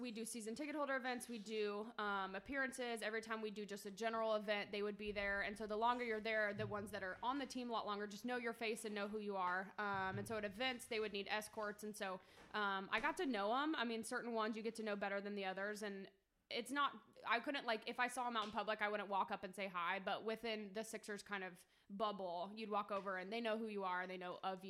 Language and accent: English; Philadelphia, Pennsylvania, United States; We're born and raised in Philly.